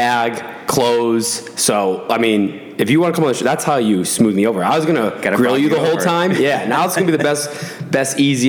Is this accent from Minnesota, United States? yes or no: no; Massachusetts, United States; moved away; I'm from Massachusetts, and I went to college right on the border of Connecticut in Mass.